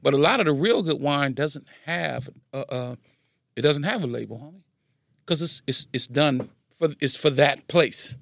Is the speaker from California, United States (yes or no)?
yes; Carson, California, United States; also born or lived in Los Angeles, United States; I'm from Carson